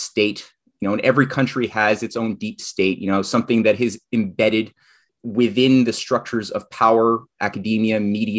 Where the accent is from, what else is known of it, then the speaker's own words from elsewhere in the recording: Montreal, Quebec, Canada; speaking as a Canadian, since I'm based in Montreal